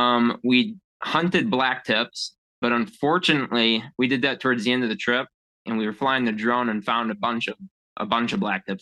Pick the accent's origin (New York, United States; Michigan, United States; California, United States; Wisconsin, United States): Wisconsin, United States; Lake Geneva; Wisconsin, Lake Geneva.